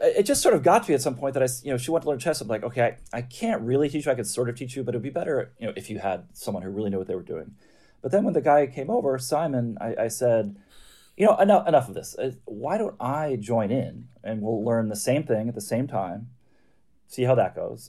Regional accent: Midwest, United States; I grew up in the Midwest

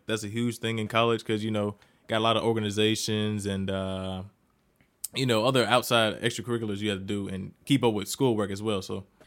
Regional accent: Jackson, Mississippi, United States; moved away as an adult; now in Columbia, United States; I'm from Jackson, Mississippi, or, as I call it, the Sip

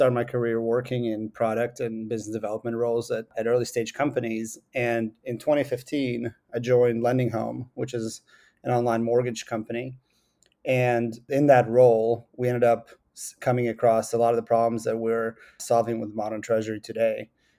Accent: Seattle, Washington, United States; I grew up with both of my parents are computer scientists. I grew up in Seattle.

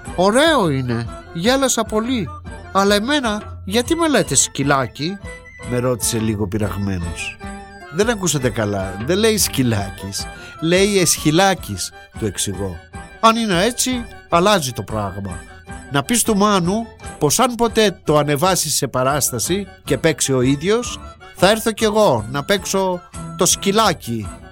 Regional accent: Patras, West Greece, Greece; γεννήθηκα στην Πάτρα

